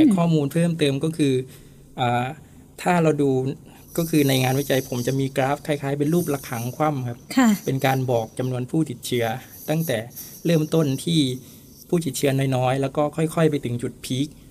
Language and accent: Thai; Songkhla, Thailand; also born or lived in Hua Sai, Nakhon Si Thammarat; now in Nakhon Si Thammarat, Thailand; จริงแล้วผมอยู่สงขลา